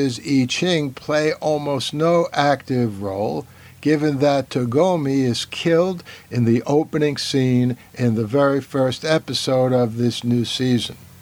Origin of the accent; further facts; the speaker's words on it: New York City, New York, United States; New York City and its environments, my hometown where I still teach